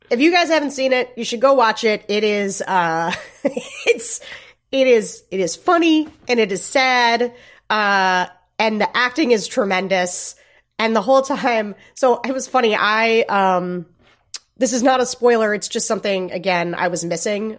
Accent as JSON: {"language": "English", "town": "Gettysburg", "region": "Pennsylvania", "country": "United States", "tie": "born or raised there", "said": "I grew up near Gettysburg, right around Gettysburg"}